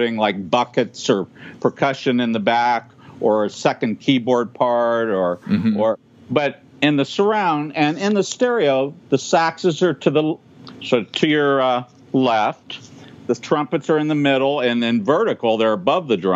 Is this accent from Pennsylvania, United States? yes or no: yes; Sharon, Pennsylvania, United States; moved away as an adult; also born or lived in Rochester, New York; now in Los Angeles, United States; I'm from Sharon, Pennsylvania